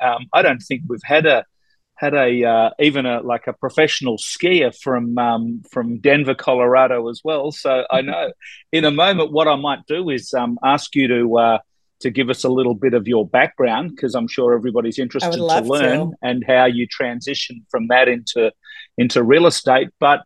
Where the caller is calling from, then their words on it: Ontario, Canada; I'm actually in Toronto. I'm north of Toronto in Canada